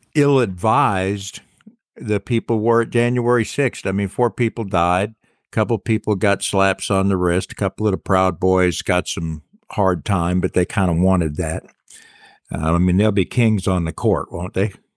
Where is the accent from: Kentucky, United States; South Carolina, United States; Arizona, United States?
South Carolina, United States; I love my hometown